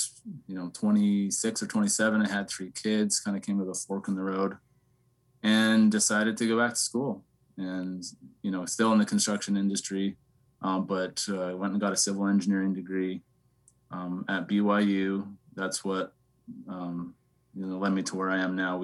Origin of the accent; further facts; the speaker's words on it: Lethbridge, Alberta, Canada; I grew up in Southern Alberta, Canada. Lethbridge is my hometown.